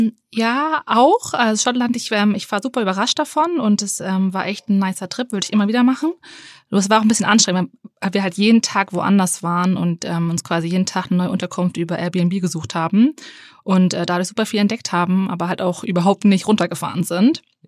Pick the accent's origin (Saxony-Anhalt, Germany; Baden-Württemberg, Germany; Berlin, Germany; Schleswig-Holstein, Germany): Schleswig-Holstein, Germany; Henstedt-Ulzburg; aus Henstedt-Ulzburg